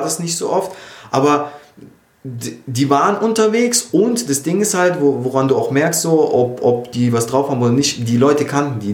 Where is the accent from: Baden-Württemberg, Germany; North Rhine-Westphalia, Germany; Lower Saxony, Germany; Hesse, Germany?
Baden-Württemberg, Germany; Lörrach; moved away; ich komme aus Lörrach eben ursprünglich, das ist direkt bei Basel an der Schweizer Grenze